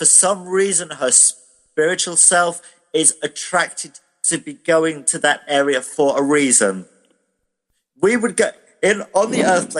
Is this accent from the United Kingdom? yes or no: yes; United Kingdom; I'm British